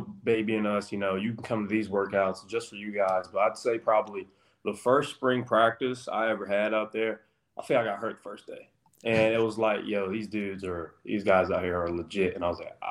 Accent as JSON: {"language": "English", "region": "South Carolina", "country": "United States", "tie": "born or raised there", "moved": "as an adult", "lives_now": "Chapel Hill, United States", "said": "I was playing safety at one of my hometown schools down here called Sagasti"}